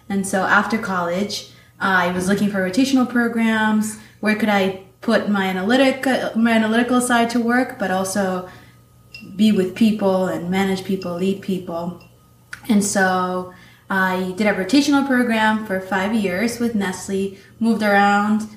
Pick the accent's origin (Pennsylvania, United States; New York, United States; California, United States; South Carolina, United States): New York, United States; New York City; also born or lived in Manizales, Colombia; when I turned 12, right before I turned 12, my family moved to New York City, to Queens. So that's where I grew up.